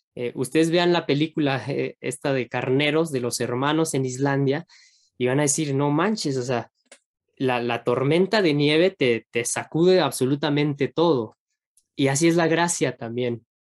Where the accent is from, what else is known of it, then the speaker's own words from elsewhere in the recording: Mexico; Uno como mexicano